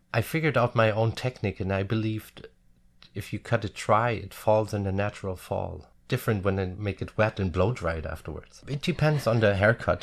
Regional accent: a little village near Frankfurt am Main, Hesse, Germany; English is a second language; now in Munich, Germany; home is my hometown, of course. Um, even I don't live there since over twenty years now. A little village near Frankfurt am Main.

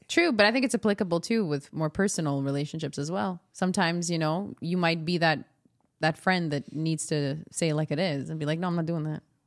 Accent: Montreal, Quebec, Canada; I'm from the West Island

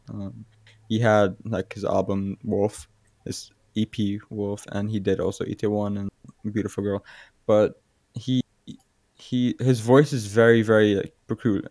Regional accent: Aruba; I'm from Aruba

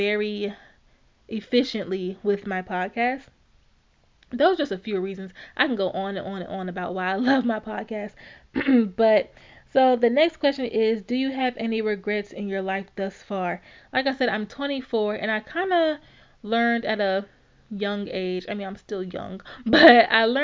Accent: Alexandria, Louisiana, United States; born and raised in Louisiana

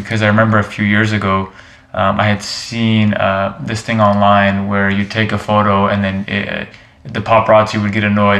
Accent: Canada; I'm a guy from Canada.

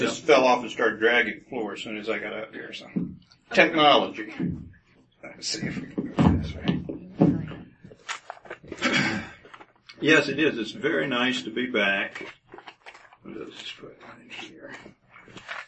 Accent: Decatur, Georgia, United States; also born or lived in Nashville, Tennessee; I was born and raised out near Decatur

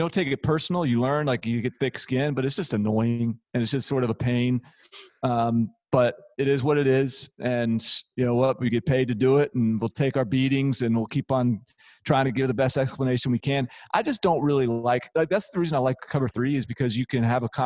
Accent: Nashville, Tennessee, United States; also born or lived in Washington, D.C.; I'm from Nashville

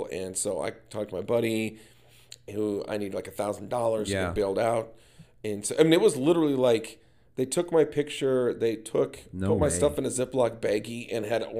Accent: Minnesota, United States; I said, well, I've lived a lot of places, but I'm originally from Minnesota. Love it. Small community.

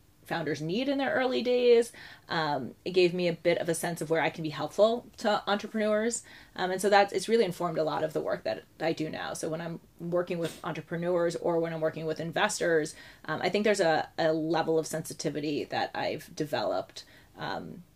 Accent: Lake Success, New York, United States; moved away as an adult; also born or lived in Haifa, Israel / northern New Jersey; now in Jerusalem, Israel; We went back to the States for family reasons in the early 90s, and I grew up in Lake Success, which is in Long Island and in northern New Jersey

